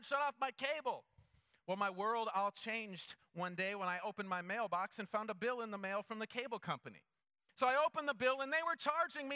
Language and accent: English; Minnesota, United States; growing up in Minnesota